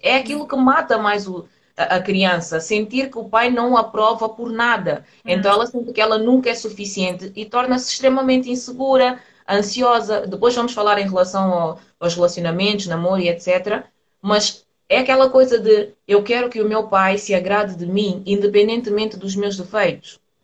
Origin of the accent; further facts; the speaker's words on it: Portugal; eu nasci aqui em Portugal